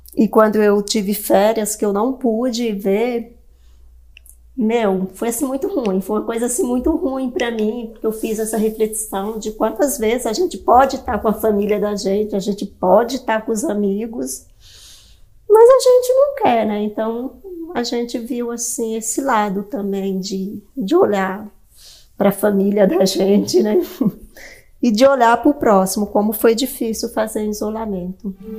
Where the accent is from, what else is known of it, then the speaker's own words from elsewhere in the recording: Northeast Region, Brazil; eu nasci no Nordeste